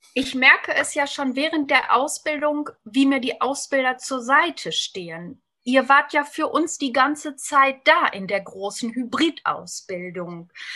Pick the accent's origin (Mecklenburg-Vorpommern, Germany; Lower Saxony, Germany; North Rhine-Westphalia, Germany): North Rhine-Westphalia, Germany; Lippe; 45 Jahre jung, aus dem wunderschönen Lipperland im Westen Deutschlands